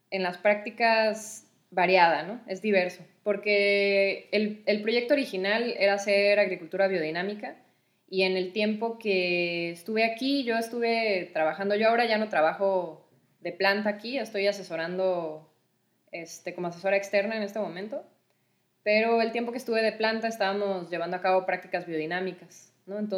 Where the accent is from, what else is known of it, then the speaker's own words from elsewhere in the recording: Mexico; also born or lived in Costa Rica; pues yo soy, soy mexicana y costarricense. Tengo dos nacionalidades.